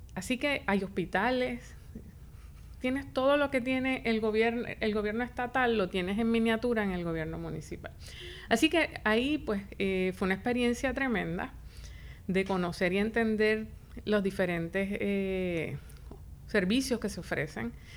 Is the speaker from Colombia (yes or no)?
no; Isabela, Puerto Rico; also born or lived in Río Piedras, Puerto Rico / Chicago, United States; nací, me crié en Isabela Estudié en las escuelas públicas de Isabela.